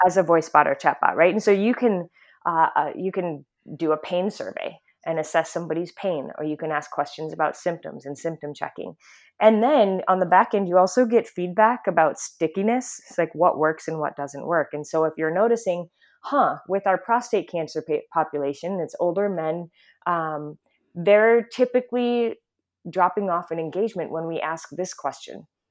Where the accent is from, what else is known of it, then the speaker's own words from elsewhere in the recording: Midwest, United States; also born or lived in Mid-Atlantic; now in California, United States; I'm born and raised in the Midwest